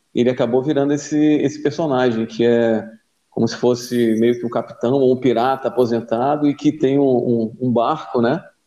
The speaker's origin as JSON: {"language": "Portuguese", "town": "Macaé", "region": "Rio de Janeiro", "country": "Brazil", "moved": "as an adult", "lives_now": "Florianópolis, Brazil", "said": "eu sou de Macaé, no Rio de Janeiro"}